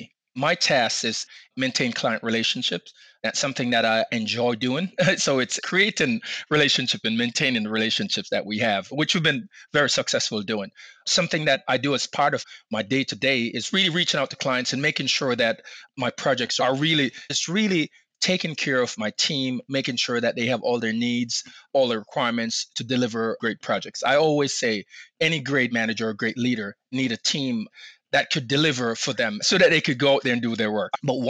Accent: Baltimore, Maryland, United States; in 2019 in Baltimore, which is, I live in Maryland, so it's my hometown.

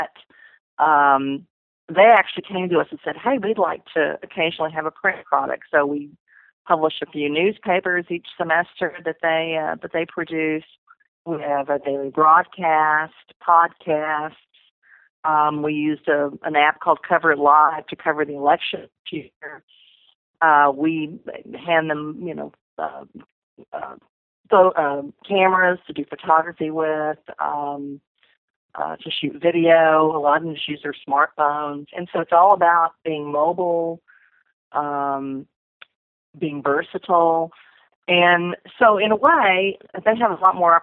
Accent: Corpus Christi, Texas, United States; I got a job at my hometown newspaper, the Corpus Christi Caller Times

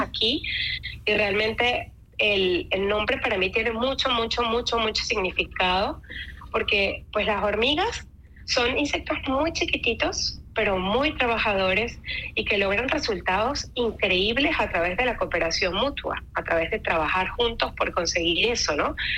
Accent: Mérida, Venezuela; moved away as an adult; also born or lived in Caracas, Venezuela; now in Switzerland; soy nacida en, en Caracas, Venezuela. tengo 42 años. Y, bueno, me crié en, la ciudad de Mérida, en Venezuela

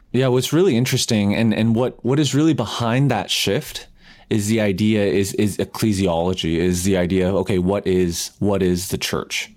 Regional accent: Canada; I'm Canadian

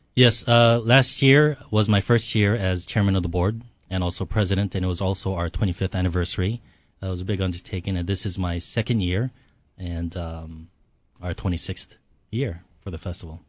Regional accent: Hawaii, United States; also born or lived in Seoul, South Korea; Came here when I was six years old. Uh, so I've been here thirty-two years

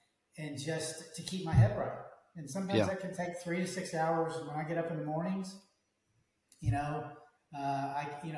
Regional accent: Dallas, Texas, United States; I'm from the Dallas area. I'm a Texas boy.

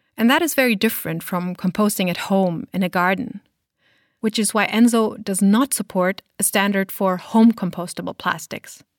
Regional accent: Germany; my home country of Germany

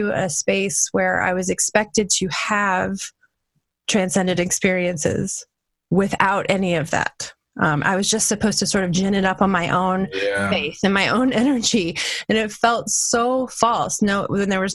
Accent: New Orleans, Louisiana, United States; I grew up right outside of New Orleans

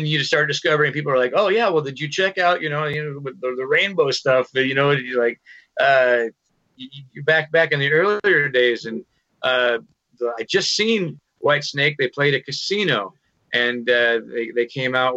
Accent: Washington, United States; I grew up here in Washington, so I knew the guys in …, you know, when I was a kid

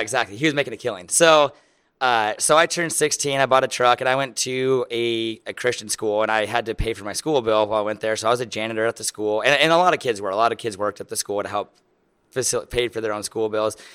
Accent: Lincoln, Nebraska, United States; I am from Lincoln, Nebraska.

